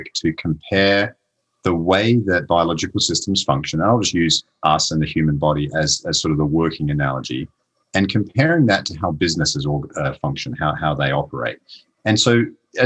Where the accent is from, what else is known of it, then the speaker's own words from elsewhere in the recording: Adelaide, South Australia, Australia; moved away as an adult; now in Pittsburgh, United States; I'm originally from Adelaide, Australia. So that's where I grew up. But I did move here to Pittsburgh basically 20 years ago